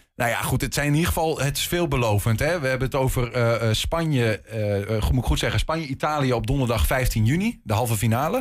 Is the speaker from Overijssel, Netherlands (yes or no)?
yes; Hengelo, Overijssel, Netherlands; bij ons in Twente. In Hengelo